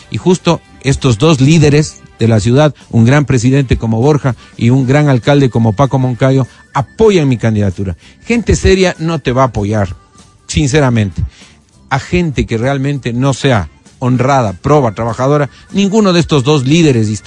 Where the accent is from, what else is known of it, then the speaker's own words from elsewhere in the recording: Quito, Pichincha, Ecuador; Aquí en Quito, por supuesto.